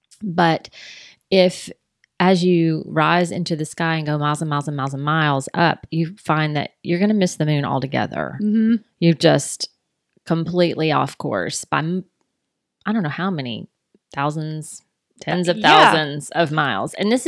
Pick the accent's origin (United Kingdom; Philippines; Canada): United Kingdom; England; We're both English people, Bonnie.